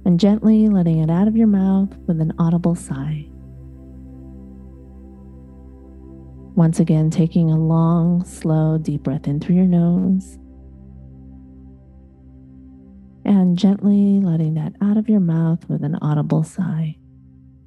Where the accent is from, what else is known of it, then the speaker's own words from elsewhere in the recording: Chicago, Illinois, United States; also born or lived in East Coast, United States; now in Los Angeles, United States; I was born and raised in Chicago, grew up on, and then lived out east